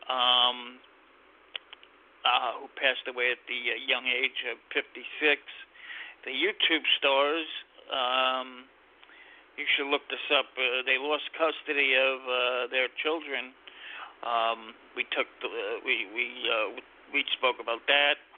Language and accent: English; New York, United States; and we're from New York, both of us.